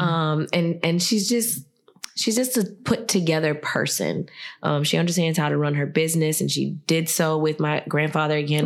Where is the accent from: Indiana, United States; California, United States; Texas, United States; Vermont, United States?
Indiana, United States; Gary; moved away as an adult; now in Lafayette, United States; Like growing up in Gary, I definitely feel like there was a sort of freedom in it.